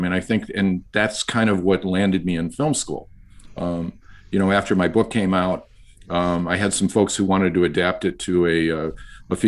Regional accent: Dearborn, Michigan, United States; I grew up in Michigan. I'm a Midwest boy

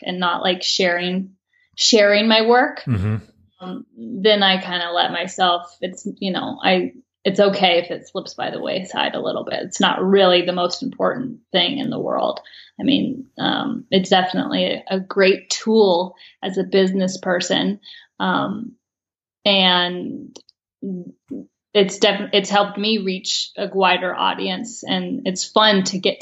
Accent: Valdez, Alaska, United States; moved away as an adult; now in Teton Valley, Idaho, United States; I grew up in Valdez, Alaska

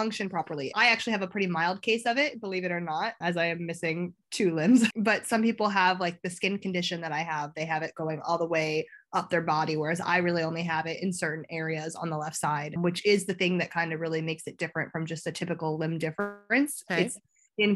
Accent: a small town outside of Chicago, Illinois, United States; moved away as an adult; now in London, United Kingdom; I'm from a small town outside of Chicago.

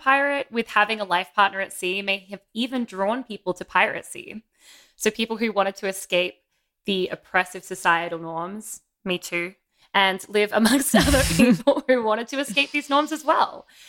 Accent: Australia; so hard to say as an Australian

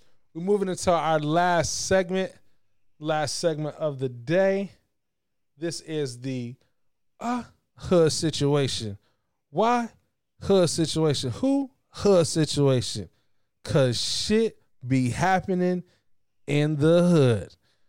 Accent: Battle Creek, Michigan, United States; also born or lived in Alabama / Kalamazoo; I'm from Battle Creek, and then I went to Alabama, and then I went to Kalamazoo, and then I came up here

